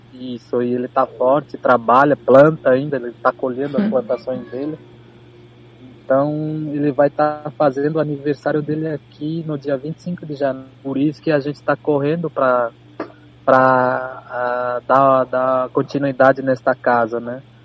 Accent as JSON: {"language": "Portuguese", "town": "Viamão", "region": "Rio Grande do Sul", "country": "Brazil", "said": "somos nós aqui de Itapuã"}